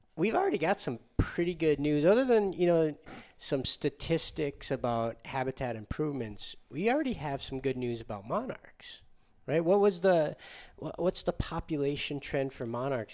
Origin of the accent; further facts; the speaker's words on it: Upper Peninsula of Michigan, United States; I grew up in the Upper Peninsula of Michigan